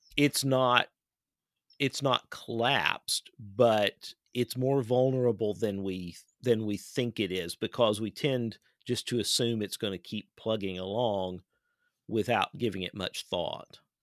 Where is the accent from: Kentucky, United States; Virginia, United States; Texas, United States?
Kentucky, United States; Clay County; I live in Kentucky and I'm from Kentucky and, um, my, uh, parents still live on the farm where I grew up